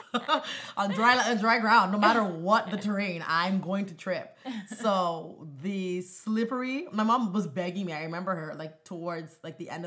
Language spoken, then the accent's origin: English; Canada; I'm Canadian born